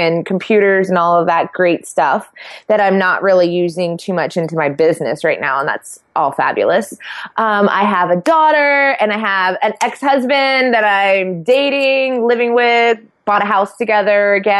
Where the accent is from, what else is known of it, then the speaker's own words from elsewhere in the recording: Sidney, Ohio, United States; Well, I am from a very small town in Ohio. I'm from Sydney, and when I tell people I'm from Sydney, most people are like, oh, Australia, and I'm like, no, Sydney, Ohio.